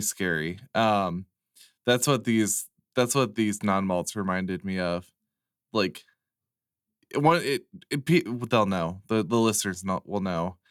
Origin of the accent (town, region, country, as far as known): United States